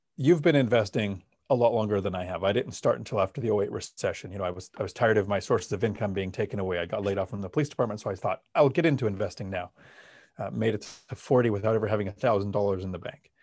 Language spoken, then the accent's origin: English; Palmdale, California, United States; now in Washington, United States; I grew up in Palmdale in Los Angeles